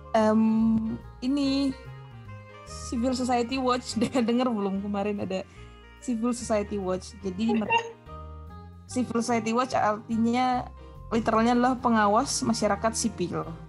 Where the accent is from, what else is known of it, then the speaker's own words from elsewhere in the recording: Tapanuli, North Sumatra, Indonesia; now in Jakarta, Indonesia; gue kan dari Tapanuli